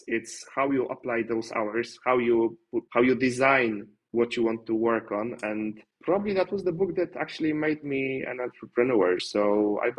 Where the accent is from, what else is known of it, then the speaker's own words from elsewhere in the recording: Poland; English is a second language; I'm from Poland